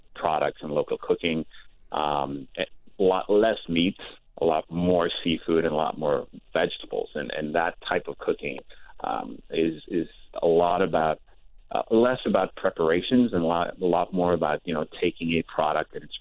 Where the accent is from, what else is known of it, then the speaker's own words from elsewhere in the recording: Stockholm, Stockholm County, Sweden; moved away as an adult; also born or lived in Denmark; now in Los Angeles, United States; I was born and bred in Stockholm, Sweden